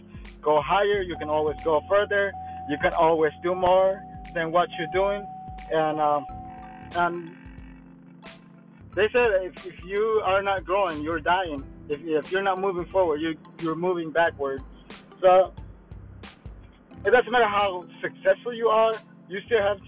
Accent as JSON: {"language": "English", "country": "Guatemala", "first_language": "Mayan language", "second_language": "English", "moved": "yes", "lives_now": "Florida, United States", "said": "I'm from Florida, but I'm originally from Guatemala."}